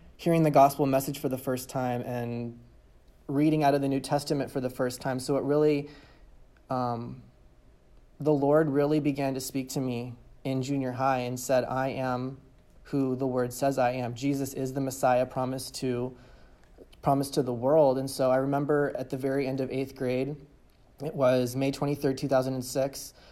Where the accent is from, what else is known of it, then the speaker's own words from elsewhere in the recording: California, United States; I was born and raised in California